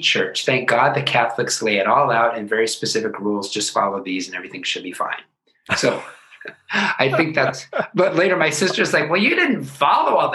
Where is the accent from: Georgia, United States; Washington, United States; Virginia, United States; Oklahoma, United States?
Washington, United States; Seattle; moved away; I'm from Seattle, born and raised, born in 1968